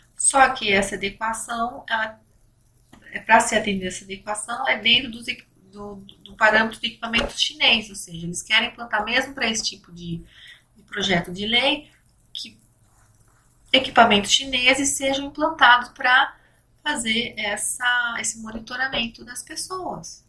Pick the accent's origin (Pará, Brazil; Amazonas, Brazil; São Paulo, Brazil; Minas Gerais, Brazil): São Paulo, Brazil; eu sou de São Paulo